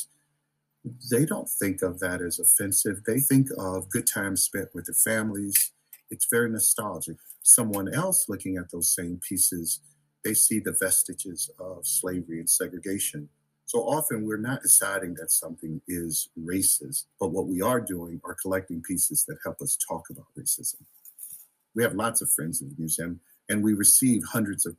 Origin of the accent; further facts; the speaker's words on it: Alabama, United States; when I was growing up in Alabama under Governor George Wallace